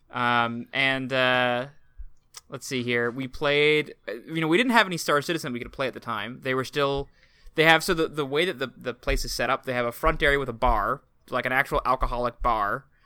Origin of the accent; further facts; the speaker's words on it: Portland, Oregon, United States; my hometown, Portland